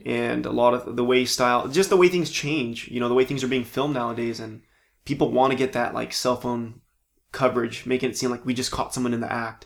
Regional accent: Palm Springs, California, United States; moved away as an adult; also born or lived in San Diego / Orange County; now in Los Angeles, United States; Born and raised in Palm Springs

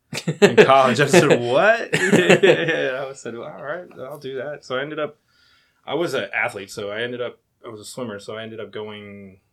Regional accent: New Jersey, United States; also born or lived in Virginia; Grew up in Virginia and New Jersey, so I pretty much call New Jersey home, right outside Philadelphia.

